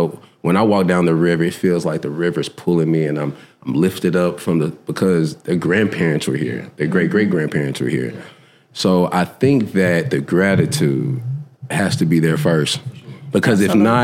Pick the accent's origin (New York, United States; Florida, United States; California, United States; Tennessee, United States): Tennessee, United States; Whitehaven; also born or lived in North Carolina; I'm from Whitehaven